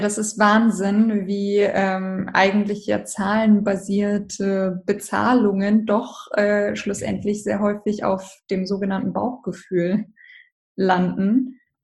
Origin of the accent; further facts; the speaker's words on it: Hamburg, Germany; ich bin aus Hamburg